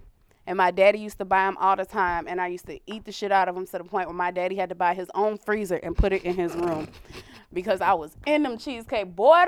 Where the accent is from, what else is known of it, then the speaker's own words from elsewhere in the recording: Ohio, United States; I'm from Ohio.